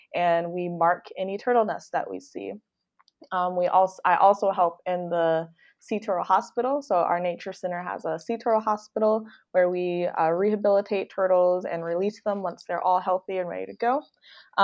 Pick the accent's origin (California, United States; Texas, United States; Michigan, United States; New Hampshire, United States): Michigan, United States; Detroit; moved away; also born or lived in South Florida; I'm from Detroit, Michigan